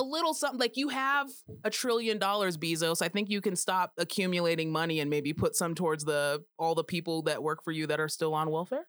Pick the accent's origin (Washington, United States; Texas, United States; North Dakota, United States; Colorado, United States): Colorado, United States; I'm from Colorado and I say all the letters in the word